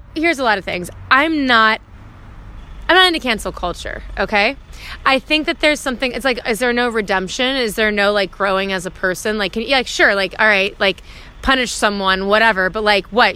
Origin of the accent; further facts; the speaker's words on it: Georgia, United States; moved away; also born or lived in New York City; I'm from Georgia originally, so that's why I kind of have a little country folk bluesy sound to my music